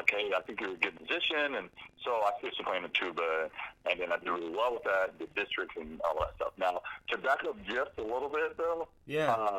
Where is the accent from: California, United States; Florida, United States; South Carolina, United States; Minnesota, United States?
Florida, United States; Jacksonville; I am born in Jacksonville, born and raised Duval for life